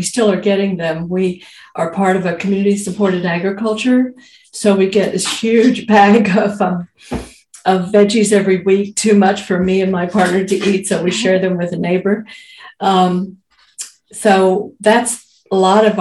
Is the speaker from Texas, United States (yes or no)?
yes; Fort Worth, Texas, United States; now in Belmont, United States; I grew up in Cowtown, literally called Cowtown as a nickname, Fort Worth, Texas.